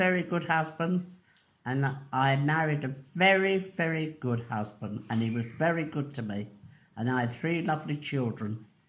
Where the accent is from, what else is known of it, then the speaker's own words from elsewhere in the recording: London, United Kingdom; I was born in Pay Street, and I've lived in Westminster all my life.